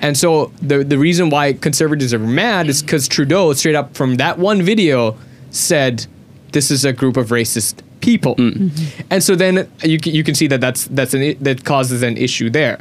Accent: Sri Lanka; me being a Sri Lankan

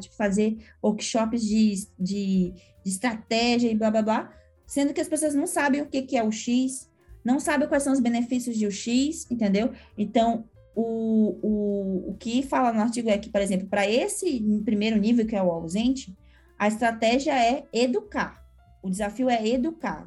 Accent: Manaus, Amazonas, Brazil; moved away as an adult; now in São Paulo, Brazil; sou manauara, né, mas que mora em São Paulo já tem 11 anos

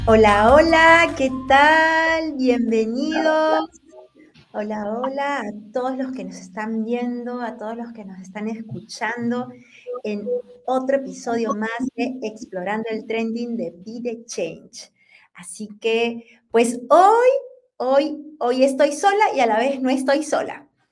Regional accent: Peru; yo soy peruana, así que en Perú decimos enamorado.

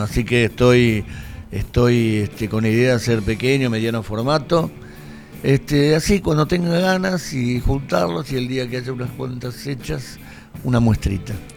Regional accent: Lavallol, Buenos Aires Province, Argentina; estábamos en Lavallol, yo nací en Lavallol

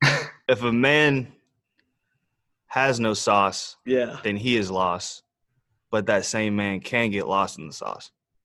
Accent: New Orleans, Louisiana, United States; I'm from New Orleans, so it's who dat.

